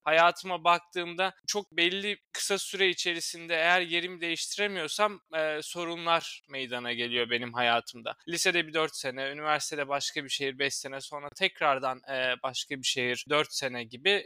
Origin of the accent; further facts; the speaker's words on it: Turkey; moved away as an adult; also born or lived in Istanbul, Turkey; now in London, United Kingdom; bir Türk olarak